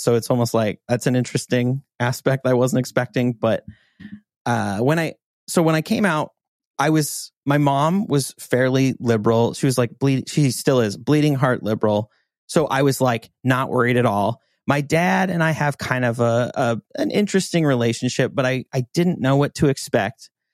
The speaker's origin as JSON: {"language": "English", "region": "Montana", "country": "United States", "tie": "born or raised there", "moved": "yes", "said": "growing up in Montana"}